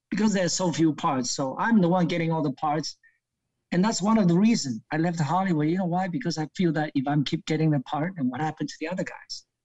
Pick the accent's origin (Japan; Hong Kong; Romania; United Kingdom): Hong Kong; So then it lured me back to Hong Kong, which is my hometown. My, mm. my parents live there.